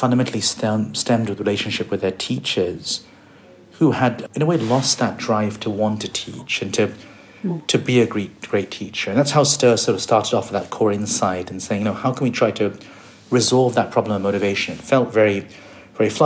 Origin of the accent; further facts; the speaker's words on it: India; I was born in India